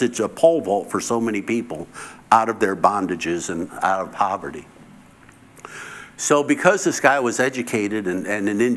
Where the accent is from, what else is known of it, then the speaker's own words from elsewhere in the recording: United States; I'm the American